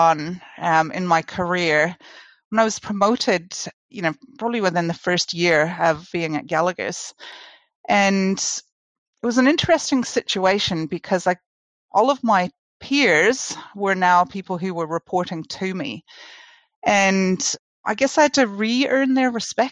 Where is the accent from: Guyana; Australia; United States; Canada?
Canada; moved away as an adult; now in New Zealand